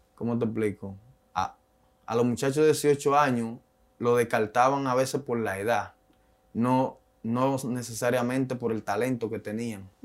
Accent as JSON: {"language": "Spanish", "town": "Santo Domingo", "region": "Distrito Nacional", "country": "Dominican Republic", "tie": "born or raised there", "also_born_or_lived": "Haina", "moved": "yes", "said": "yo soy de la República Dominicana, de un barrio llamado Palabé, ubicado en Santo Domingo. Es un barrio marginado"}